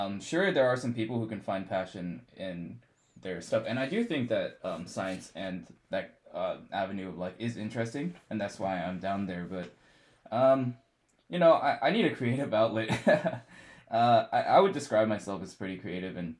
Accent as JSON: {"language": "English", "town": "Calgary", "region": "Alberta", "country": "Canada", "moved": "as an adult", "lives_now": "London, Canada", "said": "And I'm from Calgary, Alberta"}